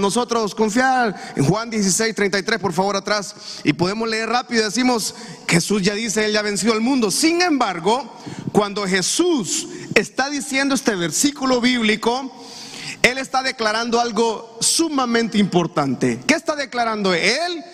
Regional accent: Honduras; nosotros como cultura hondureña, como latinos que somos

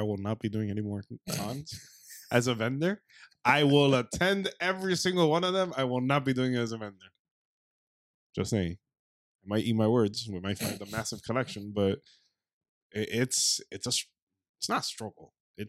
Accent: South Florida, United States; we're from South Florida

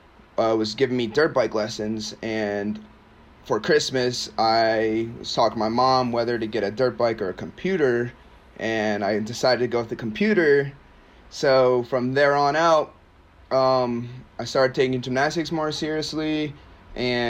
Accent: Maryland, United States; also born or lived in Nigeria; I'm from Maryland. I'm from Maryland

